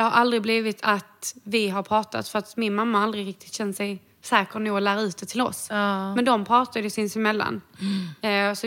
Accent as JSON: {"language": "Swedish", "country": "Portugal", "lives_now": "Sweden", "said": "är jag i Sverige så brukar jag säga att jag är portugis. Mm. Eh, men nu är jag portugis och"}